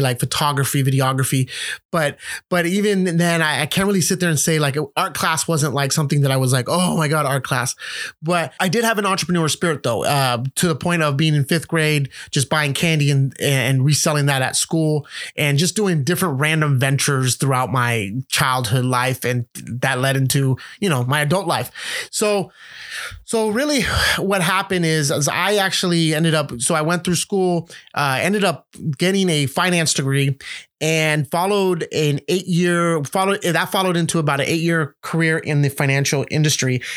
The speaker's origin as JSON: {"language": "English", "town": "San Francisco", "region": "California", "country": "United States", "tie": "born or raised there", "also_born_or_lived": "Los Angeles", "said": "I was born and raised in San Francisco"}